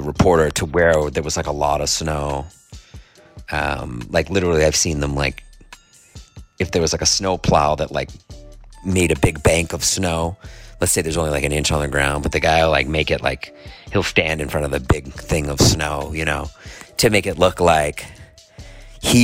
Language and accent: English; Boston, Massachusetts, United States; I grew up in Boston